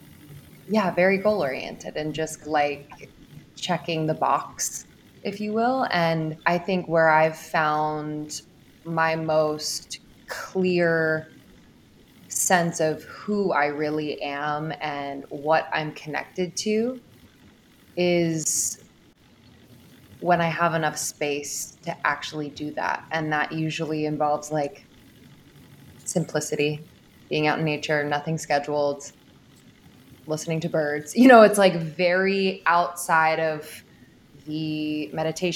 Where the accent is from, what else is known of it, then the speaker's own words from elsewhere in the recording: Pennsylvania, United States; moved away as an adult; also born or lived in Boston / New York; I grew up in Pennsylvania, oldest of four kids